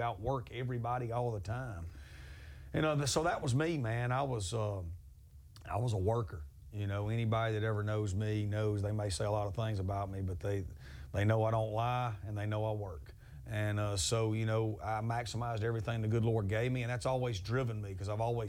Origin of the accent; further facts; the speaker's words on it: Amory, Mississippi, United States; We were black and gold growing up in Amory